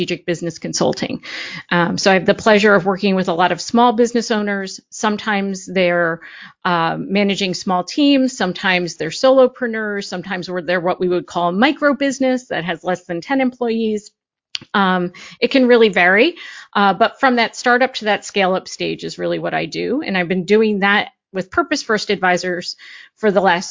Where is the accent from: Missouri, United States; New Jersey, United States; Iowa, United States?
New Jersey, United States; Parsippany; I grew up in Parsippany, New Jersey